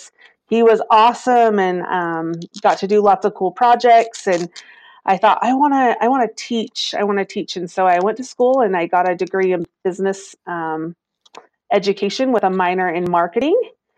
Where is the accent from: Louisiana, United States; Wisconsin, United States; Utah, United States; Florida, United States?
Utah, United States; Vernal; I am. Yep. I've been in the tourism industry all my life.